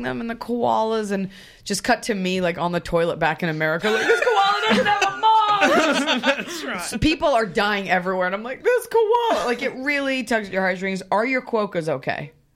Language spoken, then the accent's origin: English; Dallas, Texas, United States; now in California, United States; I grew up in Dallas, Texas